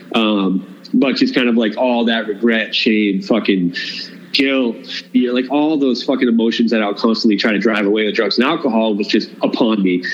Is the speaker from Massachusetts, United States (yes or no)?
yes; Cape Cod, Massachusetts, United States; moved away; we're both from the Cape